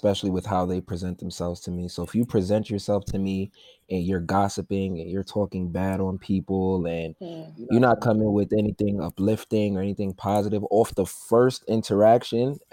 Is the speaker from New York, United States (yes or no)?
yes; New York, United States; representing the Bronx, New York. I'm Nigerian as well